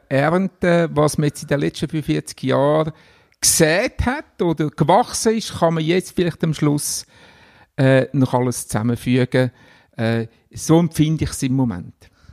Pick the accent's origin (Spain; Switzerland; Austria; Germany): Switzerland; Glarnerland, Glarus; also born or lived in Unterägeri; wieder zurück ins Glanerland, wo ich aufgewachsen bin